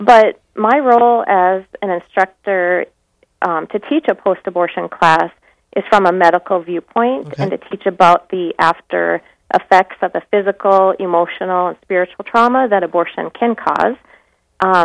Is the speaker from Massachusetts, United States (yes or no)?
no; Minot, North Dakota, United States; I was born and raised in Minot